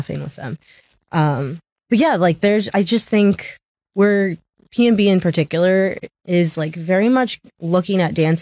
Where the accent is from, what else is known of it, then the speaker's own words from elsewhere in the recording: Tacoma, Washington, United States; I'm from Tacoma, I still went to normal high school, went to Curtis High School